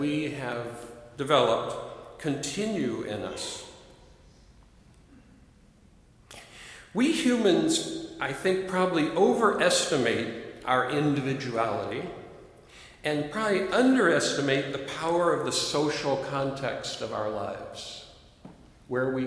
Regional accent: Chicago, Peoria, Illinois, United States; first language English; I'm a Chicagoan. I'm a Peorian

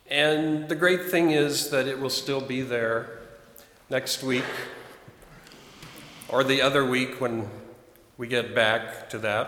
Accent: Chicago, Illinois, United States; moved away; my hometown, Chicago

